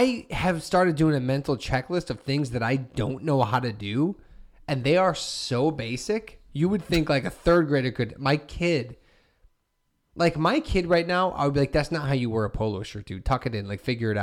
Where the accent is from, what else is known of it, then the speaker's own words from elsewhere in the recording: Hammond, Indiana, United States; growing up in Hessville